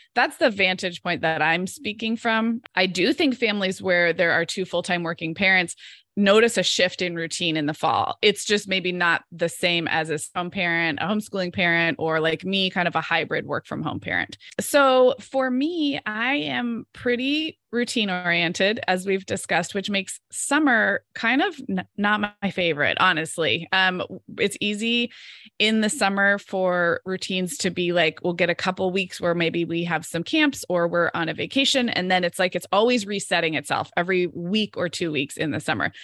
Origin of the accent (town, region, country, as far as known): Santa Barbara, California, United States; born or raised there; moved away as an adult